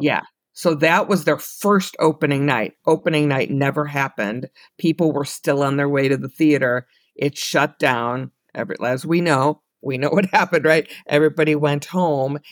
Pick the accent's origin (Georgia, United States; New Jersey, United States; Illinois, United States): Illinois, United States; Chicago; I'm from Chicago